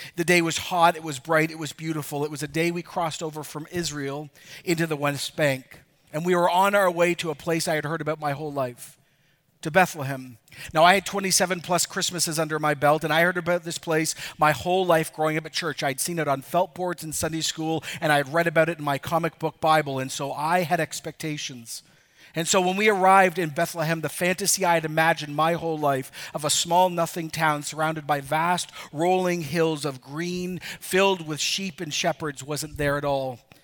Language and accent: English; Ecuador; moved away; I could actually show my kids where I grew up in Ecuador.